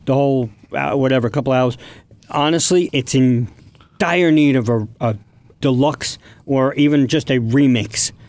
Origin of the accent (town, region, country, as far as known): United States